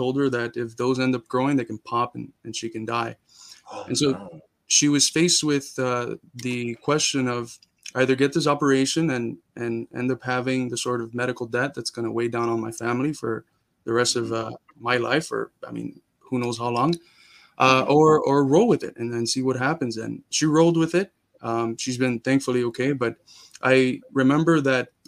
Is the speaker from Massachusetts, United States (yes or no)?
no; Miami, Florida, United States; also born or lived in Cuba; I was born in Cuba, but I grew up in Miami.